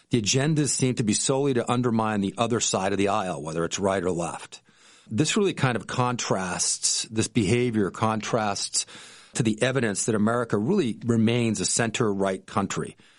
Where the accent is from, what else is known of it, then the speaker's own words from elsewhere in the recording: Boston, Massachusetts, United States; moved away as an adult; also born or lived in Jackson Hole, Wyoming; now in Vero Beach, United States; My wife and I grew up in Boston, um, in the Boston area